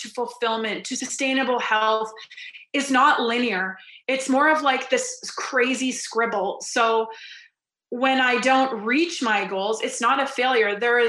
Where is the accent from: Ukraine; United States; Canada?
Canada; And my identity as an Olympian, as a Canadian national champion, all the labels I had given myself